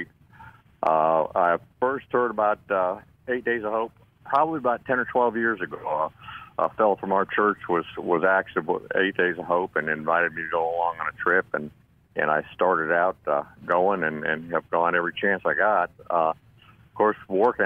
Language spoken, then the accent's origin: English; Longview, Texas, United States; I'm from Longview, Texas